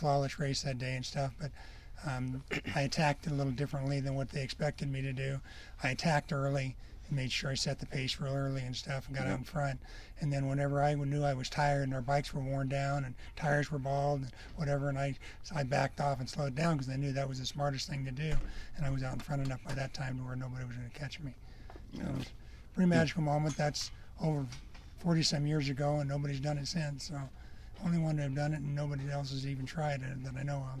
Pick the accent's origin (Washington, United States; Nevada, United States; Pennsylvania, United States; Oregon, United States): Nevada, United States; Las Vegas; My hero growing up in Vegas area was Max Schweitzer